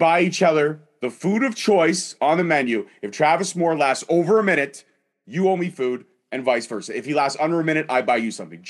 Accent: Scotland, United Kingdom; Scottish. I'm Scottish. I know how to hold my liquor.

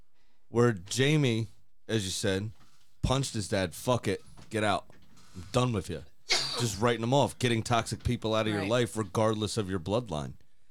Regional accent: United Kingdom; I'm also British and awkward. But at the same time, I'm Indian

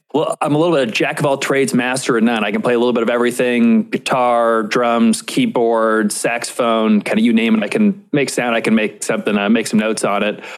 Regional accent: Indianapolis, Indiana, United States; also born or lived in New York City; I ended up moving back to Indianapolis, which, which is my hometown

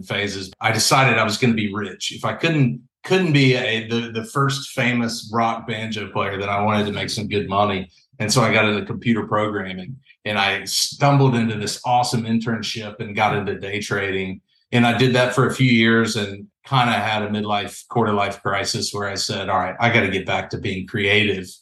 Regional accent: South Carolina, United States; moved away as an adult; also born or lived in Red Mountain, Washington; now in Cape Elizabeth, Maine, United States; from South Carolina

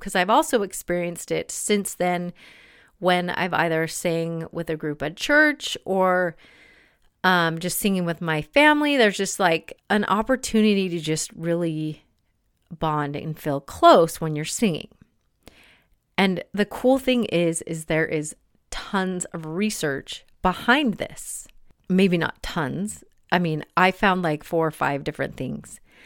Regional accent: Salt Lake City, Utah, United States; moved away as an adult; also born or lived in Boston; I grew up in Salt Lake City

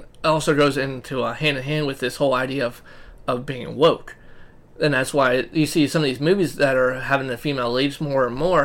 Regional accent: United States; We're American

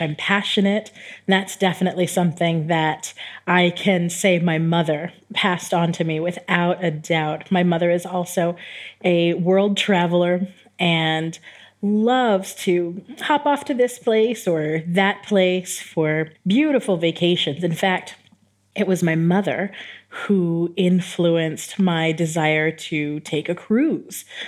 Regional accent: San Diego, California, United States; moved away as an adult; also born or lived in New York / Texas / El Paso, Texas / Japan; now in Tirana, Albania; I grew up in San Diego, California, and I was raised in a family

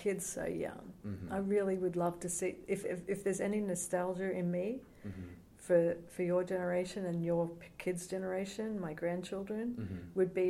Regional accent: Australia; now in United States; I'm an Australian too

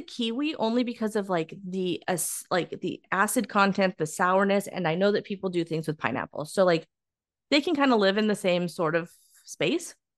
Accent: California, United States; us being a Californian

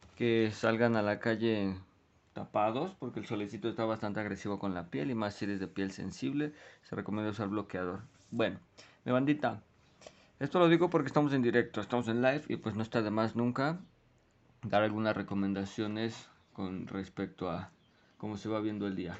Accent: Mexico; nosotros como mexicanos

